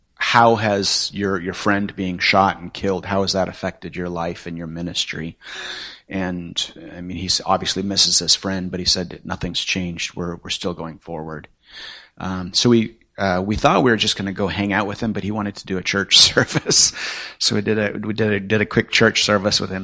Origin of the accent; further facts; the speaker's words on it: northwest Nepal, Nepal; moved away; that's actually where I grew up. I'm from Nepal.